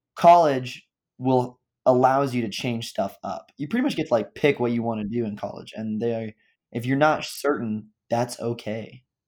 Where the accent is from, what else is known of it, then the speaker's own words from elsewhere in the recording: Overland Park, Kansas, United States; I'm from Overland Park, Kansas.